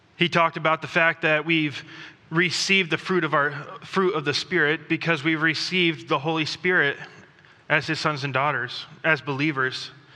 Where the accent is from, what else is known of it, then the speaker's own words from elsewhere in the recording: Thailand; moved away; I grew up in Thailand